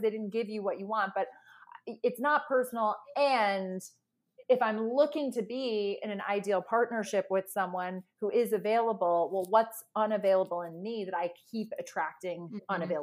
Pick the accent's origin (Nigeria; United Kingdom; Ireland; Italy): Ireland; moved away; I'm from Ireland originally